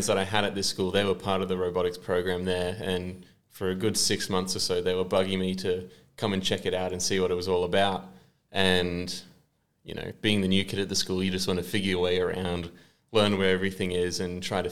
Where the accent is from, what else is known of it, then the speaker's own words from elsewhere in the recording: Sunshine Coast, Queensland, Australia; I'm from the Sunshine Coast.